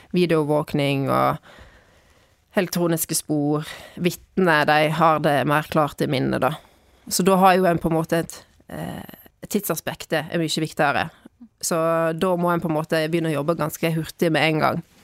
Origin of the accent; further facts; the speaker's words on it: Bygstad, Vestland, Norway; moved away as an adult; also born or lived in Trondheim / Bergen; jeg er fra Bygstad. Og ehm, jeg flyttet hjem igjen for tre år siden, da.